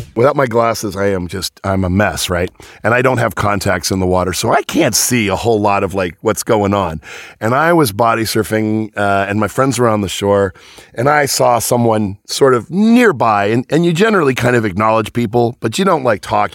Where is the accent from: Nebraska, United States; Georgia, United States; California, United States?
California, United States; Venice; also born or lived in Sheepshead Bay, New York; I grew up in California where water is scarce.